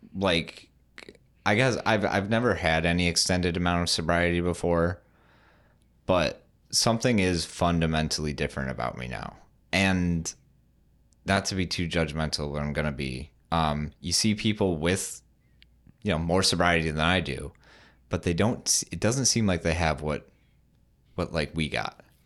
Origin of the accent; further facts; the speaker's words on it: West Michigan, United States; I'm from West Michigan, but, like, so I've always been around Grand Rapids